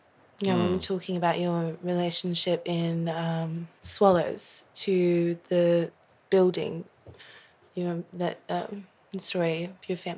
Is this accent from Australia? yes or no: yes; Australia; also born or lived in Queensland; to say I'm Australian seems like the thing that I should say